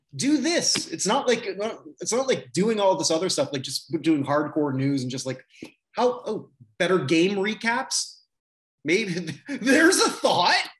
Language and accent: English; Canada; as a Canadian